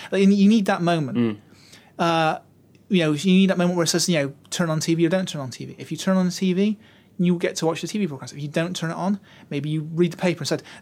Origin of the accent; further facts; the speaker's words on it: Utah, United States; I'm from Utah though. You know, the war really hasn't touched us there. You know, middle